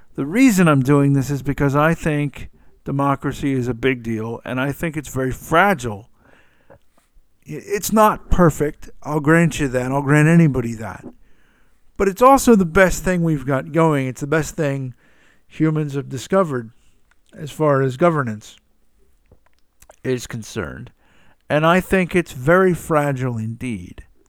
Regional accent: the South, United States; I'm from the South. I say ma'am to any, any female at all

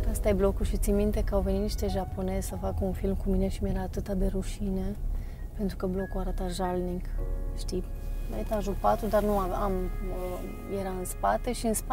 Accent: Fălticeni, Suceava County, Romania; born there; now in Deva, Romania; au uh, filmat parcursul meu, unde m-am născut, drumul de la Fălticeni la Deva, pe mama mea a intervievat-o, pe câțiva antrenori de la Deva

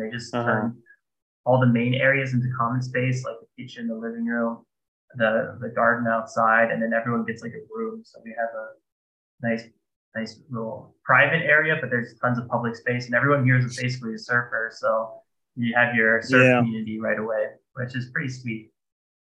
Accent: Florida, United States; now in Berlin, Germany; I grew up in Florida

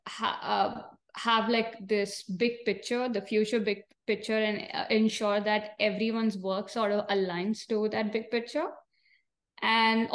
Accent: India; moved away as an adult; also born or lived in Arizona, United States; now in San Jose, United States; So I am from India, born and brought up in India

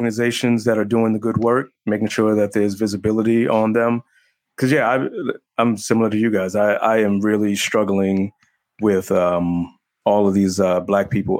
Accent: New York, United States; we suffer from PTSD of growing up in New York in the 70s and the 80s

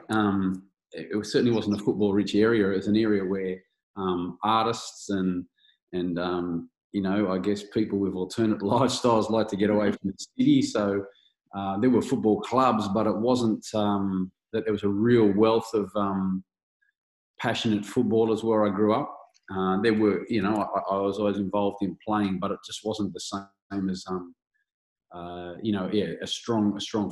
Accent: Blue Mountains, New South Wales, Australia; also born or lived in Bathurst; I grew up in the Blue Mountains, so it was Hazelbrook Hawks

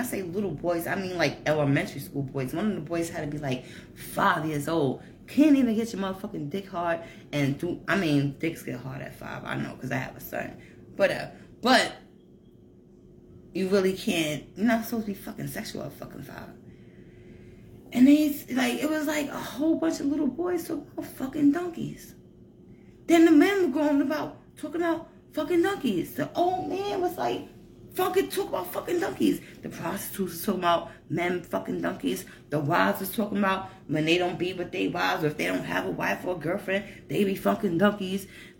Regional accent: Colombia; I'm from Colombia.

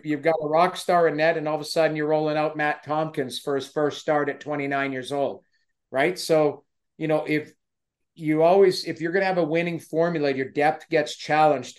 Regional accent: Edmonton, Alberta, Canada; I grew up in Edmonton

